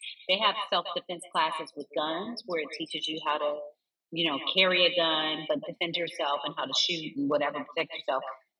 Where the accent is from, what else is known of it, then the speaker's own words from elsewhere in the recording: Carson, California, United States; So we grew up in Carson.